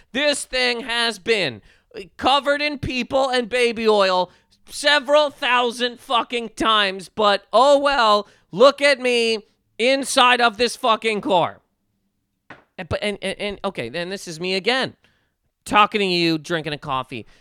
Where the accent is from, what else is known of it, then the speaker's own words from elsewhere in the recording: Nova Scotia, Canada; growing up in Nova Scotia